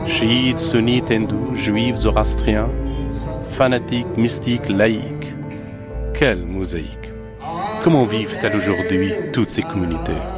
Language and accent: French; Kabul, Afghanistan; moved away; J'ai passé mon enfance ici, à Corte Parwan, quartier habité jadis par une grande communauté hindoue.